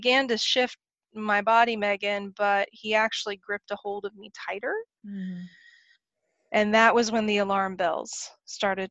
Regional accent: Oklahoma, United States; I grew up in Oklahoma

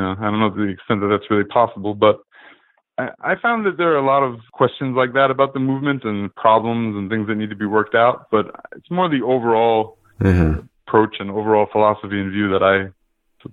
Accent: New York, United States; I'm from New York, born and raised, I actually wasn't living here at the time of 9/11

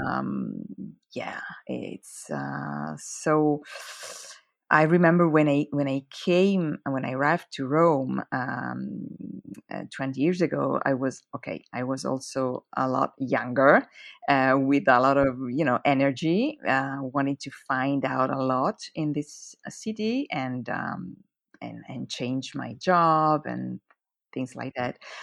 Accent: near Lugano, Ticino, Switzerland; first language Italian; English is a second language; also born or lived in Zurich, Switzerland; where I live, it's the only Italian speaking canton. So that's why my mm-hmm. mother tongue is Italian.

